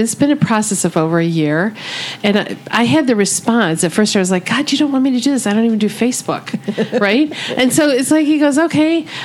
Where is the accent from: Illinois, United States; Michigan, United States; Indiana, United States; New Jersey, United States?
Michigan, United States; I'm born and raised in Michigan